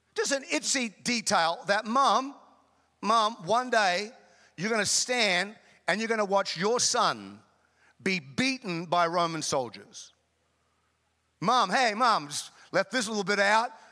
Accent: North Queensland, Australia; also born or lived in Chicago; now in United States; I grew up in Queensland, Australia, North Queensland

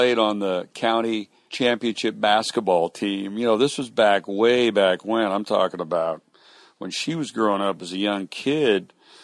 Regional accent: Kansas, United States; moved away as an adult; now in Houston, United States; I grew up outside of Kansas City. Went to Kansas State.

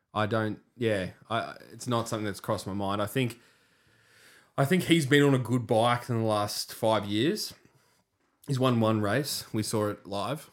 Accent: Australia; as an Aussie

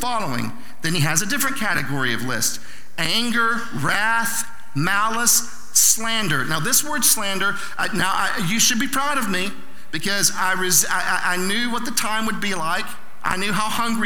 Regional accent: Southern Oklahoma, United States; I'm from Southern Oklahoma

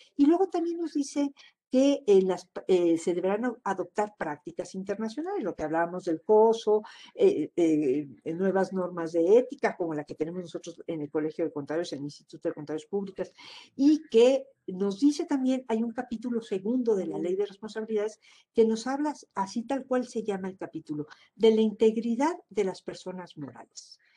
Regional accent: Mexico; como mexicanos

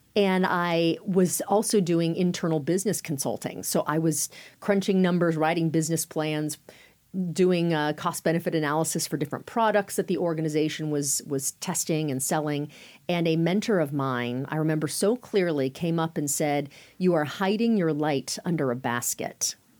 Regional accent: Sacramento, California, United States; moved away as an adult; also born or lived in Durham, North Carolina / Phoenix, Arizona; home was Sacramento. I grew up in Northern California.

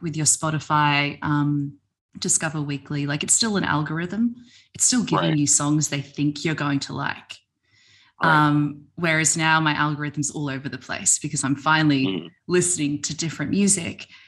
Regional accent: Melbourne, Victoria, Australia; now in Sydney, Australia; I'm in Sydney now, but I'm originally from Melbourne

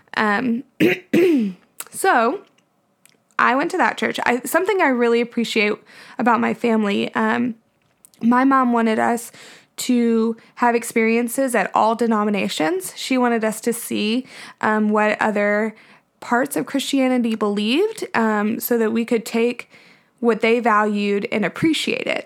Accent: Nashville, Tennessee, United States; I was born in Nashville we actually live in my childhood home

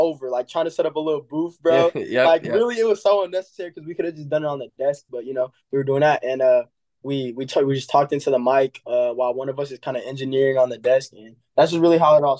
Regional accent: Milwaukee, Wisconsin, United States; I'm from Milwaukee, Wisconsin

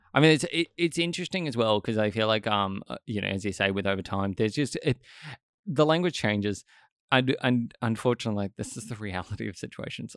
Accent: Australia

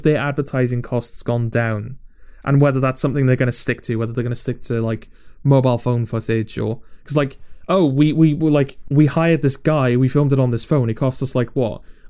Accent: Manchester, North West England, United Kingdom; Arita, kid. I'm from Manchester.

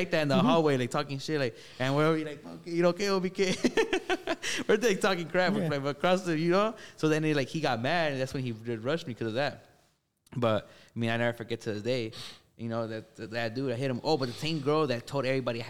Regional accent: Gardena, California, United States; where I grew up in Gardena Heights

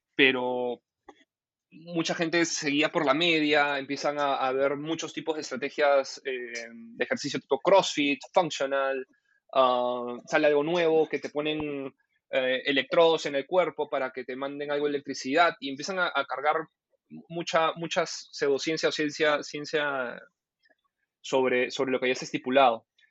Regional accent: Peru; mi país

